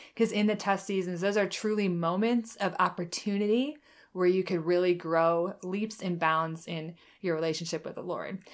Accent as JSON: {"language": "English", "region": "Michigan", "country": "United States", "tie": "born or raised there", "also_born_or_lived": "Oklahoma", "moved": "as an adult", "said": "I lived in Oklahoma the last eight years, and now I'm back in Michigan where I grew up"}